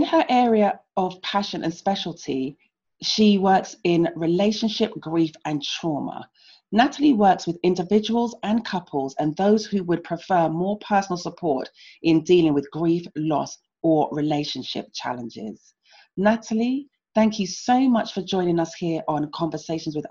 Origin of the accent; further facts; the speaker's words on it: London, United Kingdom; I was born and raised in London